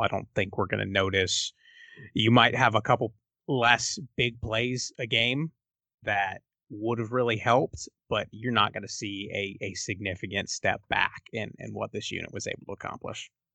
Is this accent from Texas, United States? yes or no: yes; Texas, United States; as a Texan